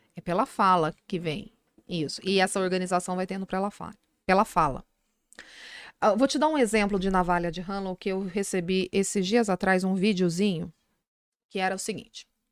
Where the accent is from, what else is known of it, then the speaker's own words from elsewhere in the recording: Minas Gerais, Brazil; Eu sou mineira